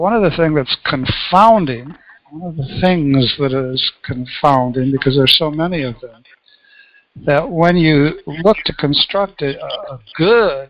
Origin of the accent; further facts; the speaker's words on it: Grand Rapids, Michigan, United States; my hometown of Grand Rapids, Michigan